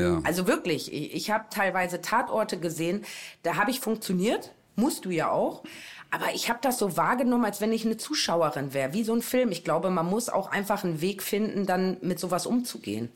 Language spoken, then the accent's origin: German; Osnabrück, Lower Saxony, Germany; Da habe ich dann meine Heimatstadt Osnabrück gewählt